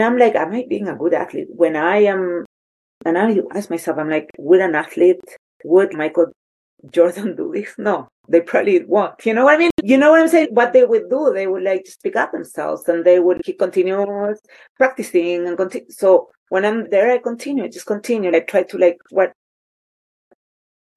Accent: Chile; moved away; I grew up in Chile with the ice waters all my life

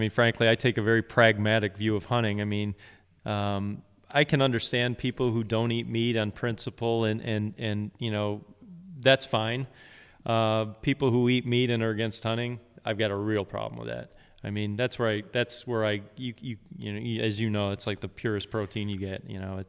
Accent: New York, United States; also born or lived in Virginia; since my dad started taking me when I grew up in Central New York, but then moved to Virginia.

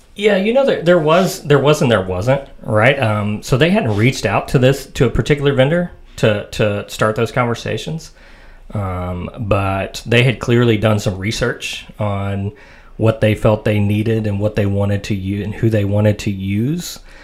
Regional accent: Mount Juliet, Tennessee, United States; from here, um, the Mount Juliet area, uh, born and raised

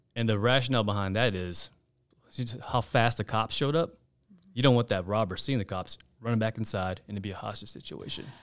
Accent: Raleigh, North Carolina, United States; also born or lived in Chapel Hill, North Carolina / Gastonia, North Carolina; I'm a North Carolina native. You couldn't probably tell by my name. But I was born in Chapel Hill. My folks moved to Raleigh when I was two, so I, I consider Raleigh my hometown

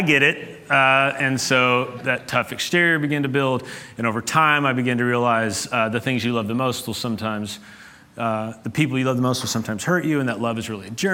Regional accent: Ashland, Kentucky, United States; I grew up in Appalachia, in Ashland, Kentucky

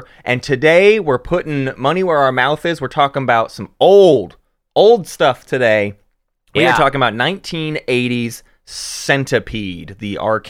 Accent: Arkansas, United States; … from Little Rock, Arkansas, where … and I, we're from Arkansas. So this is a homegrown little bug here.

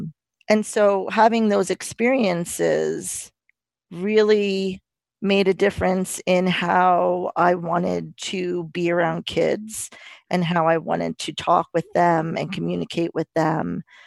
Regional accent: New York, United States; As with Debbie, I grew up in New York, and around a lot of diversity.

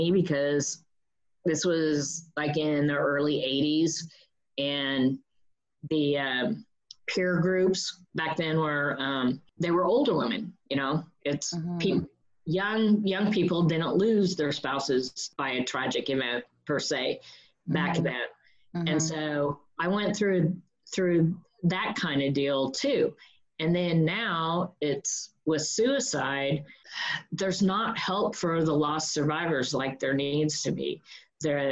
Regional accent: Wenatchee, Washington, United States; moved away as an adult; also born or lived in Fort Lauderdale, Florida; now in Pasco County, Florida, United States; My hometown in Wenatchee, Washington

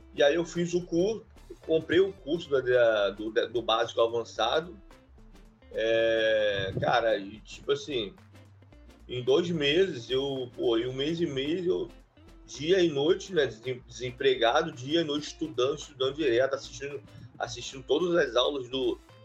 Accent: Duque de Caxias, Rio de Janeiro, Brazil; eu sou do Rio de Janeiro, né? É, município do de Caxias

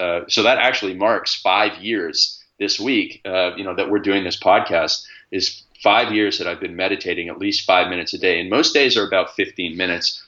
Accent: Stratford, Ontario, Canada; I grew up in Stratford, Ontario, which is the hometown of Justin Bieber as well

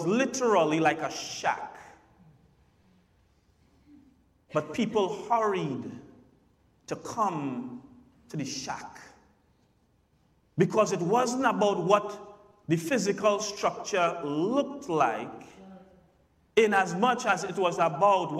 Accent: Santa Flora, Trinidad & Tobago; Growing up in Santa Flora, growing up in Trinidad

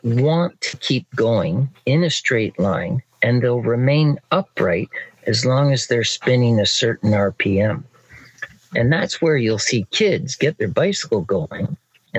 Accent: Barrie, Ontario, Canada; I'm from Barrie, Ontario, Canada, and I'm a riding instructor.

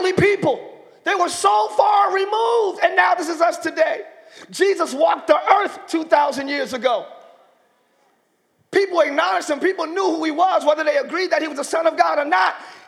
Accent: Camden, New Jersey, United States; also born or lived in Pine Hill, New Jersey; I grew up in Camden, New Jersey, where we were the murder capital of the world

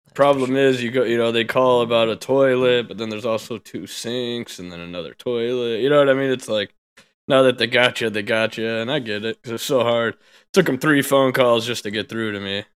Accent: United States; I'm an American

